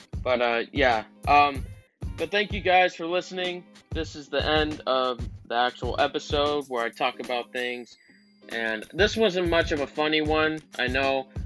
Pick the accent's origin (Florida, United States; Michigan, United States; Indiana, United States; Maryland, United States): Florida, United States; I'm from Florida, so this is a Republican state